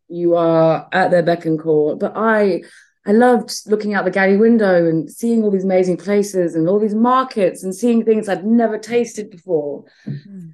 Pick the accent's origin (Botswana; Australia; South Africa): Botswana; moved away; also born or lived in Zambia; I was born in Zambia uh, and I grew up in Botswana